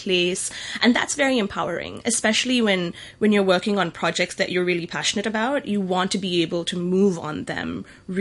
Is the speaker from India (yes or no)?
no; Singapore; moved away as an adult; also born or lived in Bay Area, California, United States; now in Hong Kong; I grew up in Singapore and I'm Tamil